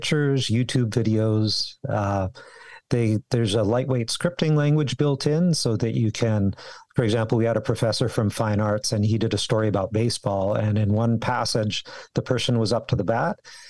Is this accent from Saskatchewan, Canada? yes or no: no; Victoria, British Columbia, Canada; moved away as an adult; also born or lived in Calgary; I grew up. Here in Victoria. I was born in Victoria